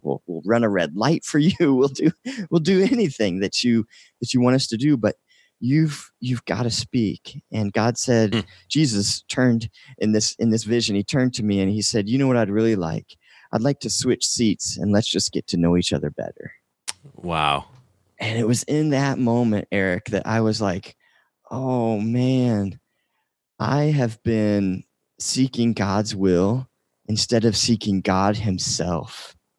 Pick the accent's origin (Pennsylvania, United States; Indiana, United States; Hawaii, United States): Indiana, United States; now in North Dakota, United States; I'm originally from uh, Indiana